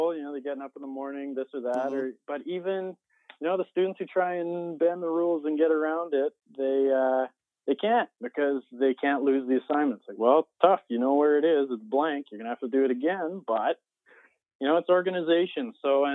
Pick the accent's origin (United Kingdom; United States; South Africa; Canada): Canada; Gibbons, Alberta; I taught at my hometown school, Gibbons School, up in Alberta, Canada